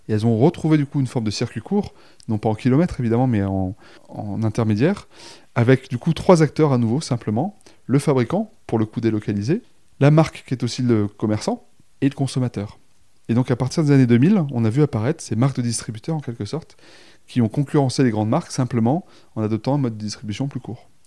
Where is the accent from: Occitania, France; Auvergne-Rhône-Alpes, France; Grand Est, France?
Auvergne-Rhône-Alpes, France; Romans-sur-Isère; je suis originaire de Romans-sur-Isère dans la Drôme